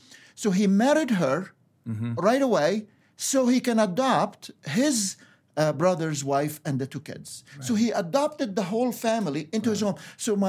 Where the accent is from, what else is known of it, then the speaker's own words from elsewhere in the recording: Egypt; born there; Well, I was born in Egypt, and as you referred to, and to a Coptic Christian family.